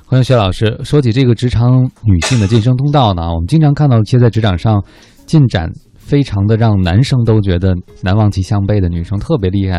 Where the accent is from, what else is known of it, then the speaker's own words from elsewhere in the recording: China; 我们中国人